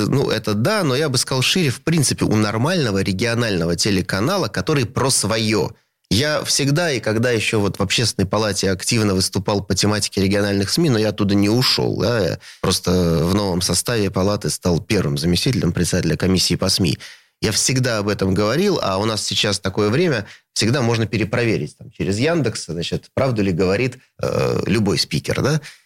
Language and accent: Russian; Saint Petersburg, Russia; moved away as an adult; это мой родной город